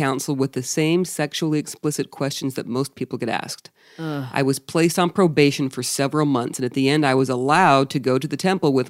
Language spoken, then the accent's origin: English; Australia; also born or lived in England; I'm from Australia with dual citizenship.